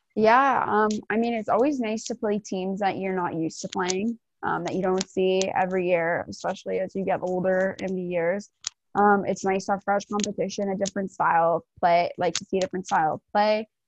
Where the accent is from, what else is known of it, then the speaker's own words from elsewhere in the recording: Ancaster, Ontario, Canada; I grew up playing for my hometown in Ancaster all the way up